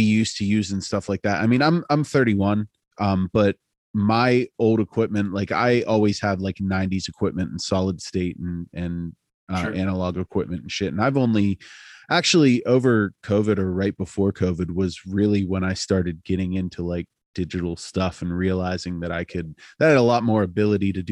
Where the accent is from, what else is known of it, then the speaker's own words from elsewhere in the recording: Altoona, Pennsylvania, United States; I'm from Altoona, as we've talked about, it's a beat down hardcore town